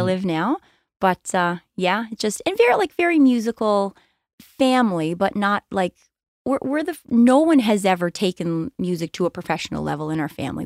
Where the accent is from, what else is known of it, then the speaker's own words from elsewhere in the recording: Cape Breton, Nova Scotia, Canada; we're from Cape Breton. I stayed